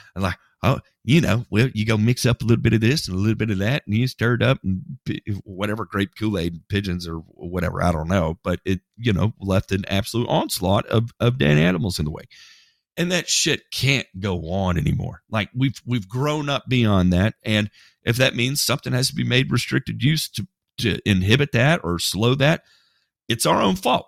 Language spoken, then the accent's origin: English; United States; I'm American